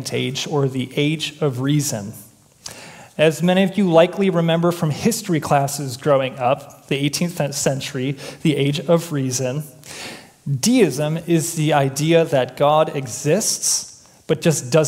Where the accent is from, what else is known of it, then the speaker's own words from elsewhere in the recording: Chicago, Illinois, United States; moved away; I grew up in Chicago